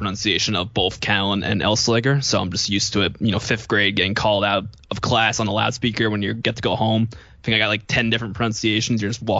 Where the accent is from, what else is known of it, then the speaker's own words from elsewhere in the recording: New Jersey, United States; moved away as an adult; now in Pennsylvania, United States; I'm originally from New Jersey, grew up there most of my life, and came out to PA just for a different change of scenery in college and law school.